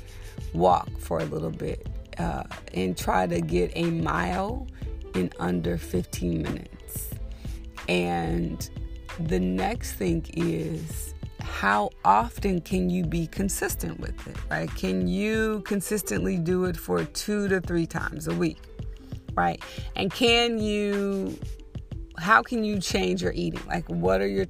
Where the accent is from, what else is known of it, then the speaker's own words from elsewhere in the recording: Texas, United States; moved away; I grew up super skinny in Texas